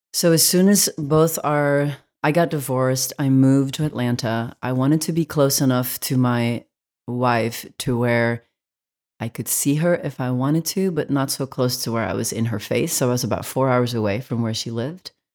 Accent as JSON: {"language": "English", "country": "Belgium", "tie": "born or raised there", "moved": "yes", "lives_now": "United States", "said": "I grew up in Belgium"}